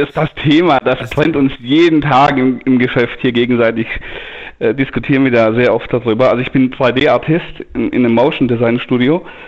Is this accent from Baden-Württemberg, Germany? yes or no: yes; Denkingen, Baden-Württemberg, Germany; ich bin ich, aus Denkingen